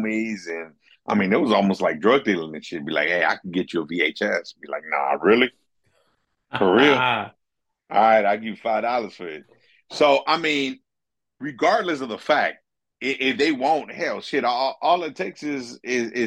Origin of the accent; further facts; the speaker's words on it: Los Angeles, California, United States; I'm LA's number one son